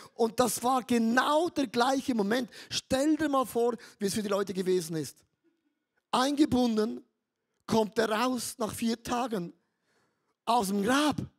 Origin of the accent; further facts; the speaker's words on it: Switzerland; ich bin ein Schweizer, wir sind ja neutral